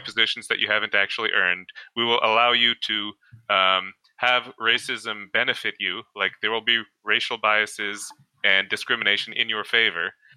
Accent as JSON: {"language": "English", "country": "Canada", "said": "I'm from Canada"}